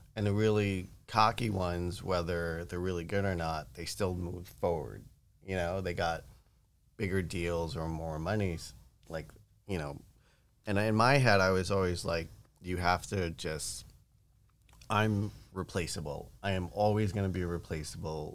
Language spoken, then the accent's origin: English; New York, United States; growing up in New York